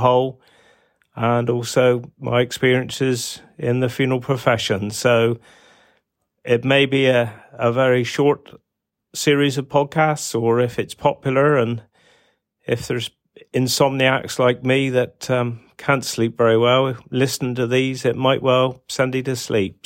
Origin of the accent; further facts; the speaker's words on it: Cornwall, South West England, United Kingdom; my time in the funeral profession and growing up in Cornwall